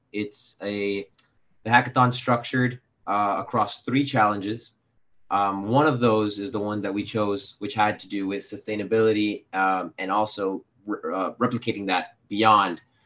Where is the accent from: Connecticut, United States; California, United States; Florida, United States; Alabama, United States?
Florida, United States; Miami; now in New York, United States; I'm from Miami, Florida